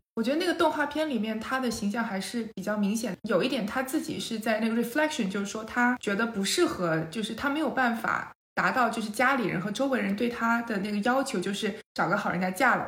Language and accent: Chinese; China; 我们是中国人